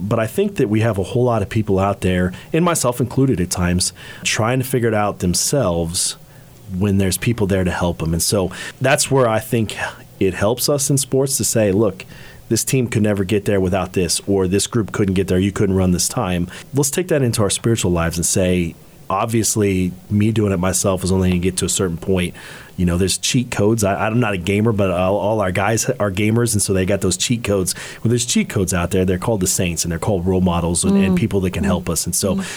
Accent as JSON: {"language": "English", "town": "Hays", "region": "Kansas", "country": "United States", "said": "I'm from Hayes"}